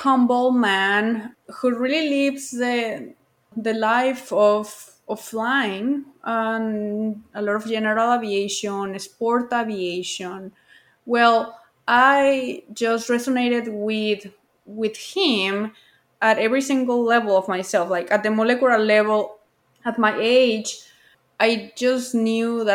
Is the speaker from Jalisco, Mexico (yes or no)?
yes; Guadalajara, Jalisco, Mexico; I grew up near the International Airport of Guadalajara